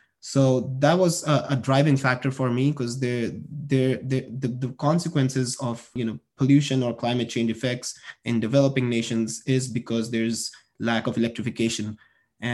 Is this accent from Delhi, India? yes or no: yes; New Delhi, Delhi, India; moved away; So I am from New Delhi, India. I grew up in the city of New Delhi in India, saw a lot of problems related to power and electricity in general. We had power outages almost every day when I was growing up.